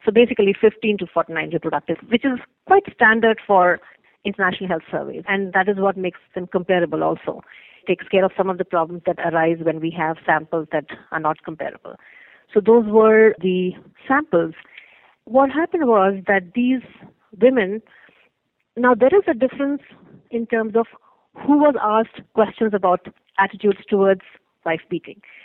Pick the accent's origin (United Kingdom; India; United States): India; moved away; I am originally from India